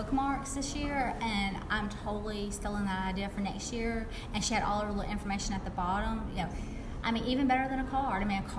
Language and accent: English; the South, United States; accent: Southern; a lot of times people hear my accent and they're like, she's from the South.